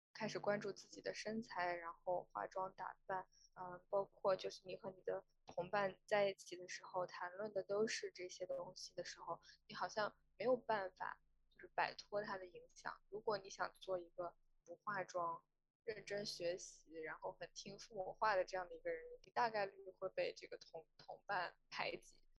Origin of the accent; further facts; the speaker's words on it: China; 在中国我，就是我是九四年出生的